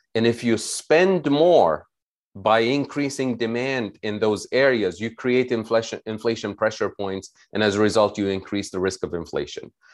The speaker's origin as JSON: {"language": "English", "country": "Tunisia", "said": "I'm originally from Tunisia"}